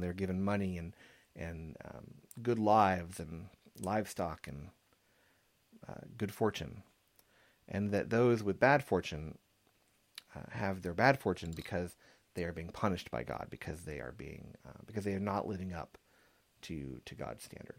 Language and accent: English; San Antonio, Texas, United States; growing up in San Antonio